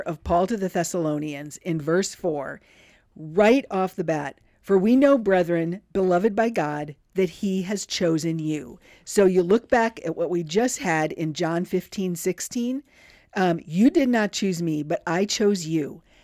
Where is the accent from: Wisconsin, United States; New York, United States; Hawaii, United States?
Wisconsin, United States; River Falls; growing up in River Falls, Wisconsin